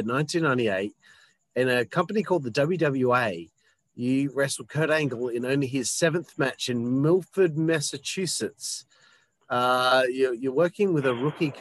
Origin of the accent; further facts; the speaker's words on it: Australia; I'm Australian